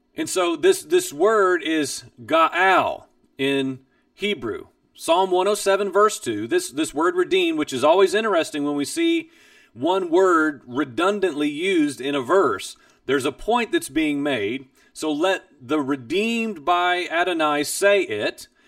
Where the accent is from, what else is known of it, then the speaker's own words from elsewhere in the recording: Midwest, United States; I grew up in the Midwest